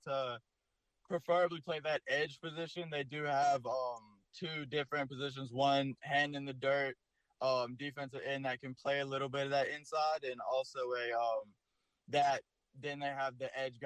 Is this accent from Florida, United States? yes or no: yes; Florida, United States; growing up in Florida